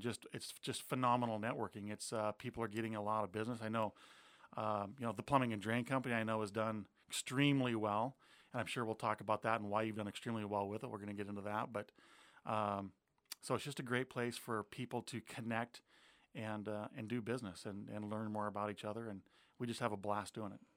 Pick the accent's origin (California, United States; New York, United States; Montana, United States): Montana, United States; moved away as an adult; now in Pierce County, Washington, United States; I grew up in Montana, um, came out here with a United States Air Force